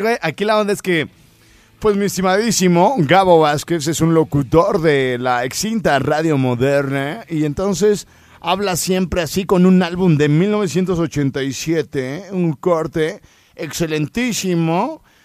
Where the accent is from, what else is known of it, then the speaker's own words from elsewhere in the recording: Jardines del Rincón neighbourhood, Michoacán, Mexico; yo nací en la colonia Jardines